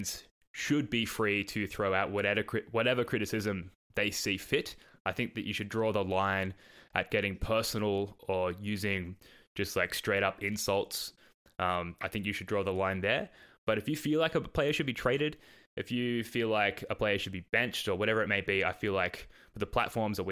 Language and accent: English; Australia; accent: Australian; my Australian accent